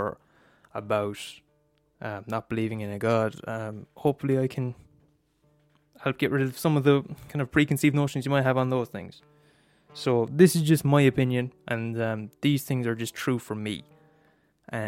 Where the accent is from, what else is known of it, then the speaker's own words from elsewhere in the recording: Ireland; I'm Irish, and I was born in Ireland in 2000, millennium baby